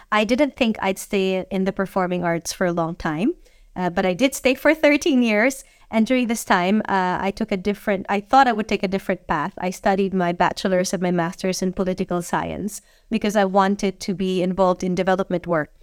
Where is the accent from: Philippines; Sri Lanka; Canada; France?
Philippines; Manila, Metro Manila; moved away as an adult; now in Hong Kong; I'm Filipino, and I grew up uh, in Manila, and I've, I lived there for basically all my life until I was twenty-three.